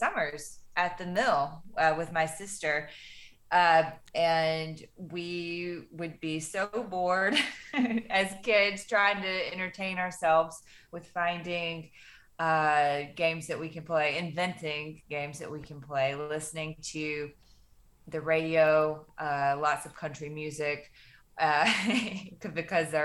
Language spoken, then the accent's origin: English; Fort Payne, Alabama, United States; Fort Payne, Alabama is a very small town in the northeast corner of the state. And it was a really, I really enjoyed my childhood